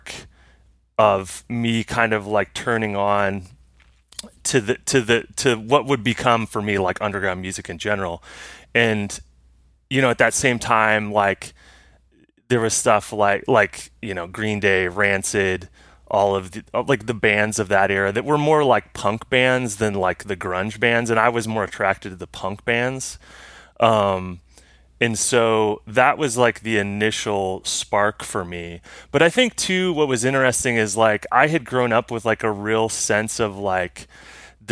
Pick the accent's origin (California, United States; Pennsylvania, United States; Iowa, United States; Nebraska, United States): Iowa, United States; Muscatine; also born or lived in Cedar Falls, Iowa; I grew up in a small town in Iowa called Muscatine, Iowa.